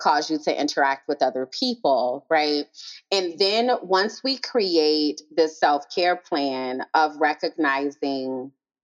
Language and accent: English; New Orleans, Louisiana, United States; moved away as an adult; also born or lived in Nashville, Tennessee; I was raised in New Orleans.